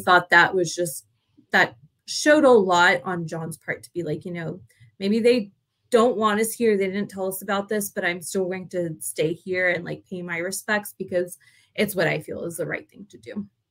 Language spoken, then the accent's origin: English; Texas, United States; though we're from Texas, like we're not from like country Texas